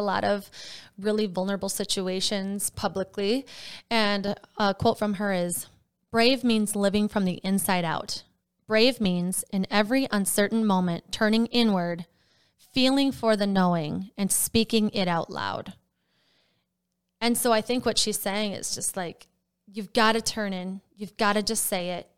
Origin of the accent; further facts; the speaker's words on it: Wisconsin, United States; now in Minnesota, United States; I'm from Wisconsin